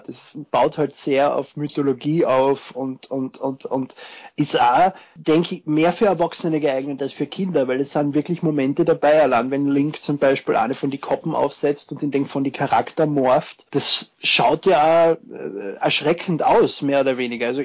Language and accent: German; Austria; ich bin Österreicher. Ich freue mich sehr über die positive Resonanz zu meiner Stimme, aber ich bin nicht der Lustige mit dem bayerischen Akzent. ich versuche eh, so weit wie möglich Hochdeutsch zu sprechen, aber man verfällt halt ein wenig in den Dialekt.